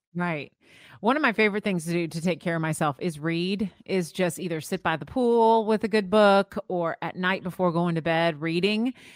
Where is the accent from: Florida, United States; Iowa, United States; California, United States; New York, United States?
Florida, United States; I grew up in Florida